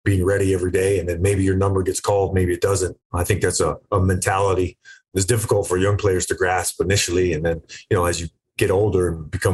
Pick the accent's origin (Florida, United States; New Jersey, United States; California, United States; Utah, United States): Florida, United States; I grew up in Florida